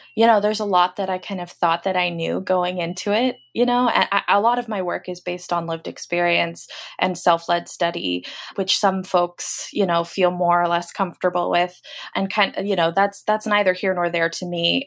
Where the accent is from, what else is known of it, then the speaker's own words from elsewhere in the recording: Los Angeles, California, United States; now in Portland, United States; I live in Portland, Oregon currently, but I'm from Los Angeles